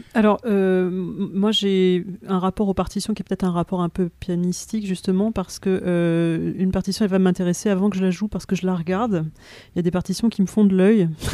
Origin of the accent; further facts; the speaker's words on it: France; nous en tant que Français